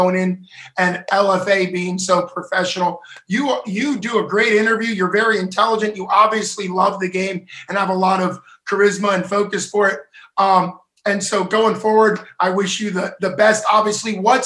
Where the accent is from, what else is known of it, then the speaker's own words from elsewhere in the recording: Pittsburgh, Pennsylvania, United States; I'm from Pittsburgh